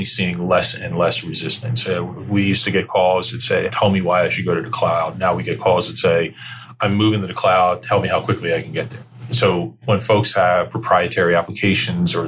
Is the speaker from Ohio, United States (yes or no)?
no; New Jersey, United States; now in Northern Virginia, United States; I grew up in South Jersey at the shore